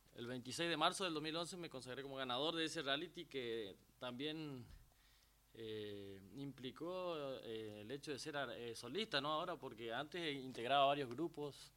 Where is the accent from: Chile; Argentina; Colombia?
Argentina; Itá Ibaté, Corrientes; yo nací en Itaibaté, que es un, pueblo de, del norte también de la provincia de Corrientes